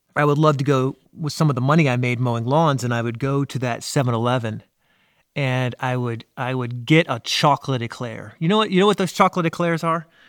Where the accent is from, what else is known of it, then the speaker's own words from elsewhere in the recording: Washington, District of Columbia, United States; now in South Carolina, United States; I'm from Washington, D.C. area. Even though I live in South Carolina, I think it's still ingrained in me